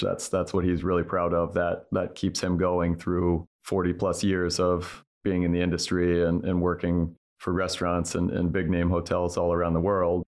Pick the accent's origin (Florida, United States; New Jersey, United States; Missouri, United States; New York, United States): Missouri, United States; outside of Saint Louis; moved away; I grew up with outside of Saint Louis